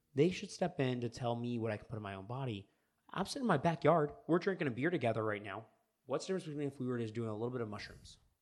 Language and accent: English; United States; as an American